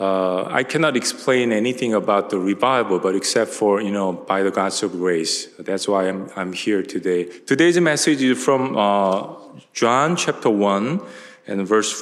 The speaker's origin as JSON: {"language": "English", "town": "Tacoma", "region": "Washington", "country": "United States", "said": "\"I'm from Tacoma, Washington. You don't know the city Tacoma?\""}